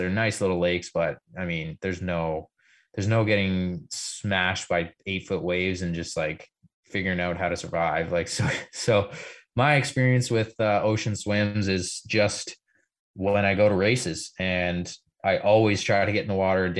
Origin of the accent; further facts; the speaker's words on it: Canada; we're pretty ignorant here in Canada.